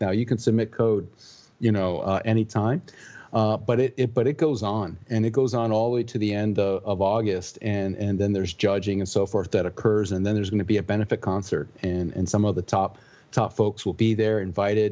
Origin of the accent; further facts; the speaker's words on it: Puerto Rico; I grew up in Puerto Rico, you know, born and raised